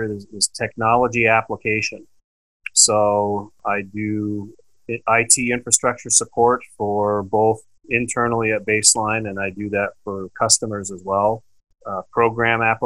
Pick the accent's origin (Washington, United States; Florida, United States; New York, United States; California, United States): Washington, United States; Eastern; moved away as an adult; also born or lived in Calgary area, Canada / Spokane area, Washington; now in Canada; I was born in Eastern Washington, and then I've lived in Canada now for the last 10 years.